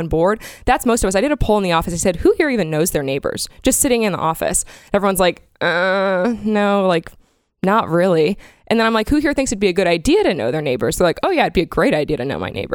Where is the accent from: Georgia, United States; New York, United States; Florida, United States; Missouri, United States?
Florida, United States; I grew up in Florida with the hurricanes.